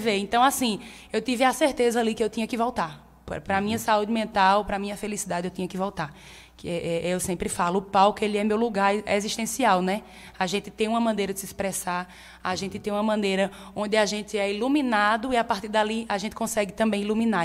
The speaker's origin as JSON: {"language": "Portuguese", "town": "Monteiro", "region": "Paraíba", "country": "Brazil", "tie": "born or raised there", "also_born_or_lived": "Recife", "moved": "as an adult", "said": "Nasci e me criei aqui em Monteiro"}